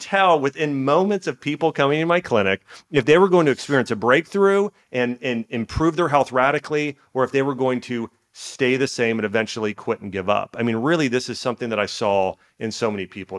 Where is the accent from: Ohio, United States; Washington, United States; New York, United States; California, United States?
Ohio, United States; Dayton; I grew up in Dayton, Ohio